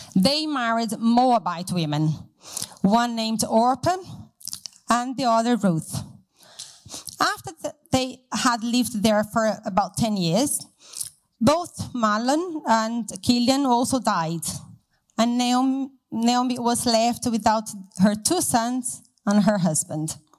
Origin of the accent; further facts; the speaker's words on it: Brazil; moved away as an adult; now in Hereford, United Kingdom; So I'm from Brazil and I uh, used to go to a very big church with lots of people, and I had lots of friends, and we did a lot together. Um, so I grew up in that city